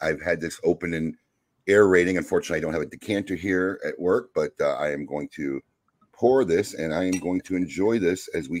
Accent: Chicago, Illinois, United States; Chicago. I'm a Chicago.

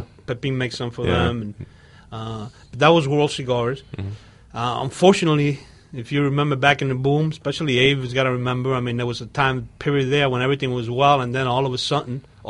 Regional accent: Union City, New Jersey, United States; moved away as an adult; also born or lived in Cuba; now in Florida, United States; I came over when I was 9 and grew up in Jersey, New Jersey, New York area and stuff.

